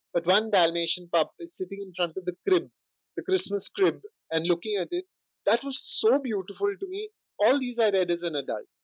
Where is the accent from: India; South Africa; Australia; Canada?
India; being Indian